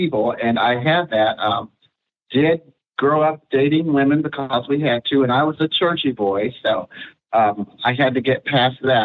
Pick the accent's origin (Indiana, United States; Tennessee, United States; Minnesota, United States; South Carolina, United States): Tennessee, United States; from Tennessee